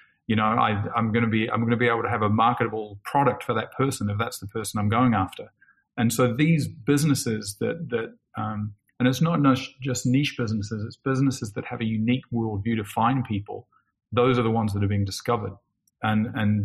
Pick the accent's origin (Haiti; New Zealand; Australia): New Zealand; I grew up in New Zealand